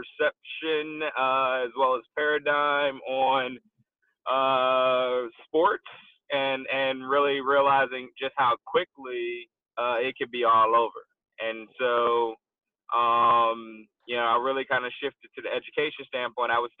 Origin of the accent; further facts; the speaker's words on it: Philadelphia, Pennsylvania, United States; moved away as an adult; also born or lived in Florida; now in Atlanta, United States; I'm originally from Philly